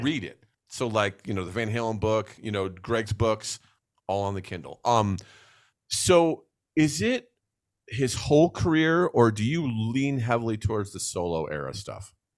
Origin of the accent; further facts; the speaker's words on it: New Jersey, United States; moved away; growing up in New Jersey